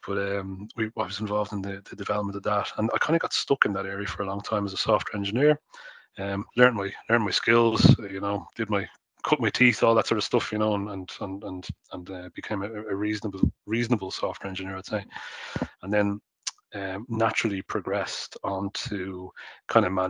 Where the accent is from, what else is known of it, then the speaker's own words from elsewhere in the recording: Dublin, Leinster, Ireland; I grew up in Dublin 9